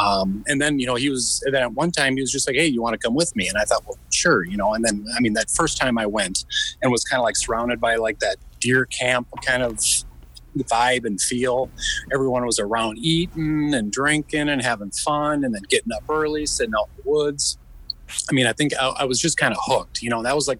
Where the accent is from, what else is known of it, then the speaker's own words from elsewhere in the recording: Midwest, United States; So, I mean, I grew up in the Midwest.